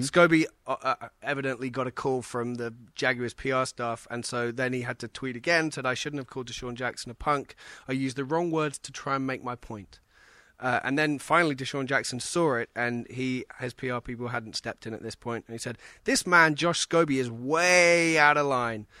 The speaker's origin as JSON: {"language": "English", "town": "Oxford", "region": "South East England", "country": "United Kingdom", "tie": "born or raised there", "moved": "as an adult", "lives_now": "United States", "said": "my hometown of Oxford."}